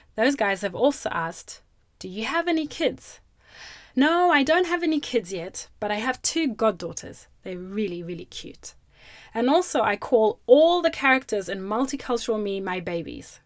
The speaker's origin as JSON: {"language": "English", "country": "Zimbabwe", "tie": "born or raised there", "moved": "yes", "lives_now": "Australia", "said": "when I was growing up in Zimbabwe, we used to have dogs as pets."}